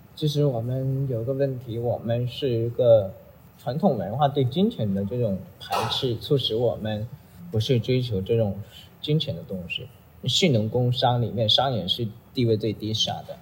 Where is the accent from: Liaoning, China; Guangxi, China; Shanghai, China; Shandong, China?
Guangxi, China; Bobai; moved away; also born or lived in Beijing; 我们老家都是一个农业，农耕文明的一个地方，广西、渤白嘛，嗯。种地的人